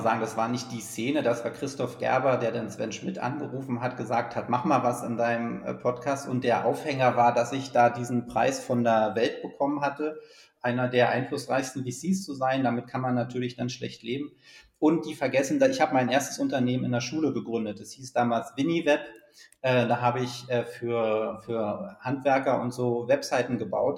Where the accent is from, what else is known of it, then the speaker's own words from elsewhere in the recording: Germany; also born or lived in Berlin; die große DDR, aus der ich ja komme